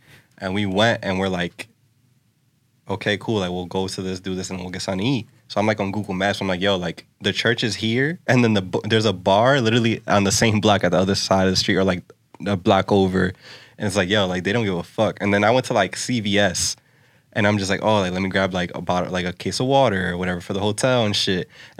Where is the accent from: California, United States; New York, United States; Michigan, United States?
New York, United States; Like, I'm from New York. You don't understand.